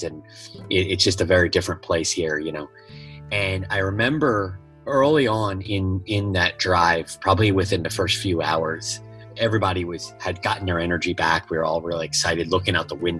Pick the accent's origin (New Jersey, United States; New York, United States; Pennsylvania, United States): New York, United States; New York City; also born or lived in Florida; now in San Antonio, United States; I live in San Antonio, Texas. By way, I'm from New York City and Florida.